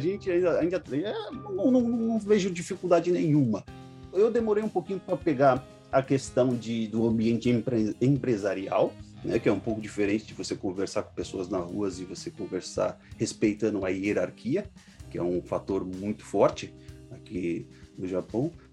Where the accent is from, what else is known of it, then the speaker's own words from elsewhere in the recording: São Paulo, Brazil; moved away as an adult; now in Osaka, Japan; eu sou paulista, Zona Norte de São Paulo